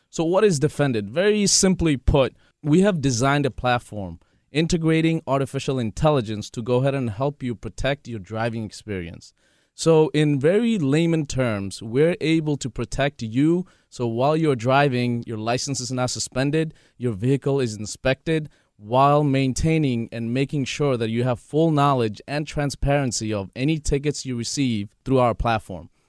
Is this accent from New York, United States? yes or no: yes; New York City, New York, United States; We are actually from Astoria, Queens. We're both raised here. Uh, we grew up here